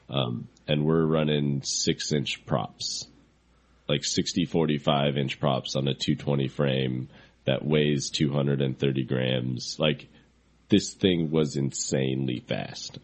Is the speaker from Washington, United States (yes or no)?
yes; Seattle, Washington, United States; also born or lived in Fort Collins, Colorado; now in Seattle, United States; I grew up in Seattle